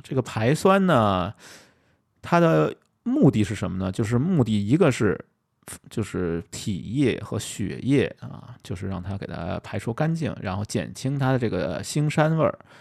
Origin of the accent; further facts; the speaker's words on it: Beijing, China; accent: Beijing dialect; 用我们北京话说